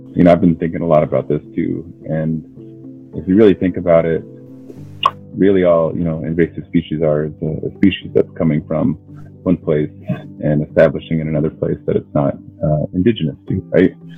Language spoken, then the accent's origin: English; Keweenaw Bay Indian Community, Michigan, United States; I'm from the Keweenaw Bay Indian community